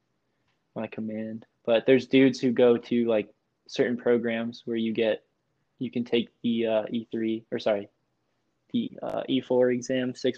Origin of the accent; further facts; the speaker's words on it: Massachusetts, United States; moved away; I grew up in Massachusetts